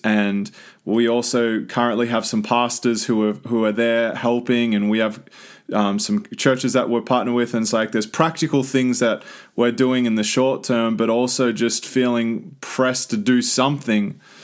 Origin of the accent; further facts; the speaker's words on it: Australia; now in United States; as the Aussie just living in the country